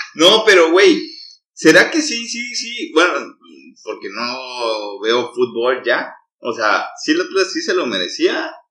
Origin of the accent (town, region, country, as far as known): Mexico